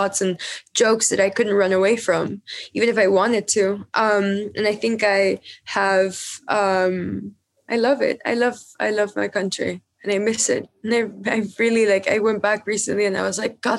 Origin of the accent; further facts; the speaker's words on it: Peru; moved away as an adult; now in New York, United States; when I was growing up in Peru with my mom and my grandma